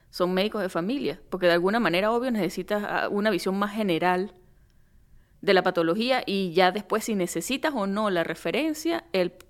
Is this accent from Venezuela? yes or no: yes; Venezuelan Andes, Venezuela; accent: gocho; Mira, yo no sé cómo es el acento de San Juan de los Morros, pero yo mi gocho lo llevo a cuestas como una cruz.